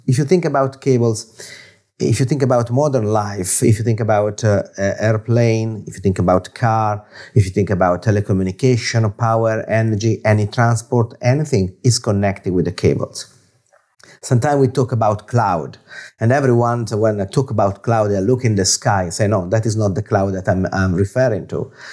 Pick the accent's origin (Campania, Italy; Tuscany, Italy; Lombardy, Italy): Tuscany, Italy; Florence; English is a second language; now in London, United Kingdom; I'm origin, I'm origin from It, Italy, in Florence